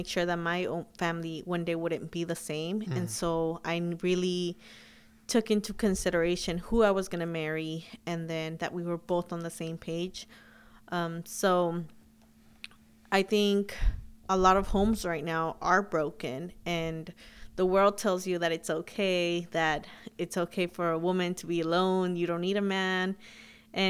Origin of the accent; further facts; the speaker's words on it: Huntington Park, California, United States; also born or lived in Sacramento; I grew up in Huntington Park, and that's basically where we all grew up